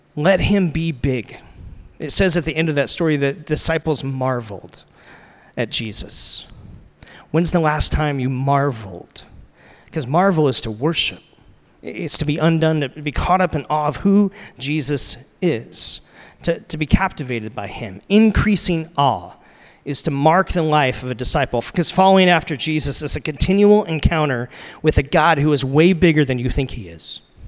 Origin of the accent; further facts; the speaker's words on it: United States; I'm American